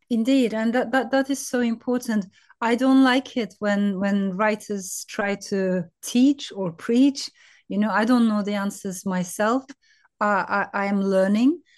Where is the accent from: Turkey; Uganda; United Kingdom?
Turkey; also born or lived in France; I was born in France, but raised in Turkey.